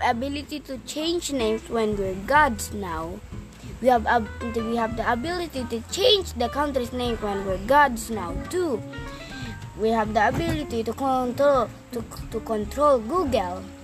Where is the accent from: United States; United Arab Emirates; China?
United Arab Emirates; I am from Abu Dhabi, Dubai